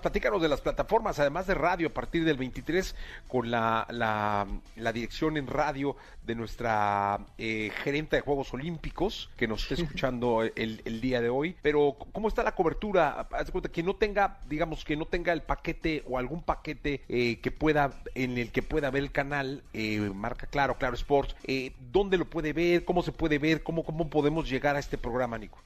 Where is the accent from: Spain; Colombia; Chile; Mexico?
Mexico; como mexicanos